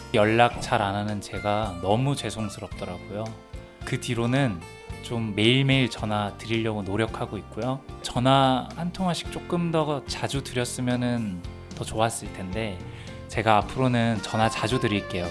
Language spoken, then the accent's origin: Korean; Jinju, South Gyeongsang, South Korea; also born or lived in Mokdong, Seoul; now in Seoul, South Korea; 고향은 진주고요.